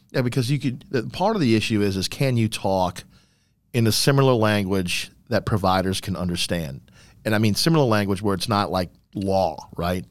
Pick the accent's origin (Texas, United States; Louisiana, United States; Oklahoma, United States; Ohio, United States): Louisiana, United States; New Orleans; I am a New Orleans native. I was born and raised in New Orleans